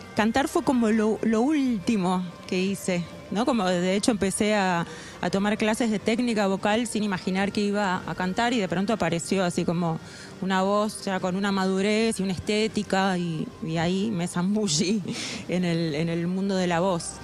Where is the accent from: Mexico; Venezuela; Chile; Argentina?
Argentina; La Plata, Buenos Aires Province; Yo nací en La Plata